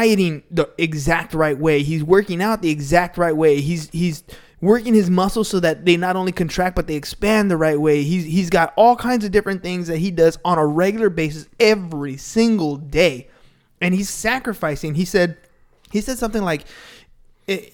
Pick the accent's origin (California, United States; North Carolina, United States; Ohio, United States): California, United States; San Diego; that's just how we grew up. We're from San Diego